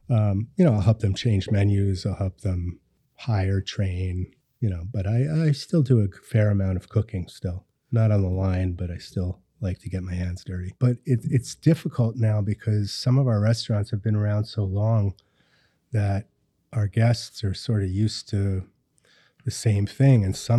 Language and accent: English; Hawthorne, New York, United States; also born or lived in Yonkers; So I grew up in Westchester County. I was born in Yonkers. I grew up in Hawthorne, Mount Pleasant area.